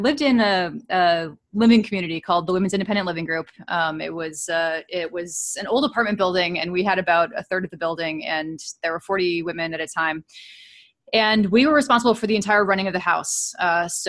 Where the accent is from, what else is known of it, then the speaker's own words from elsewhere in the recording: Princeton, New Jersey, United States; also born or lived in California; now in Cambridge, United States; I grew up in Princeton, New Jersey